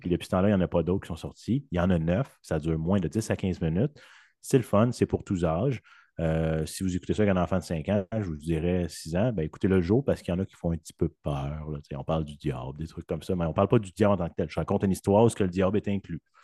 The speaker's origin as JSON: {"language": "French", "town": "Saint-Jérôme", "region": "Quebec", "country": "Canada", "tie": "born or raised there", "also_born_or_lived": "western Canada", "moved": "as an adult", "said": "je suis né à Saint-Jérôme"}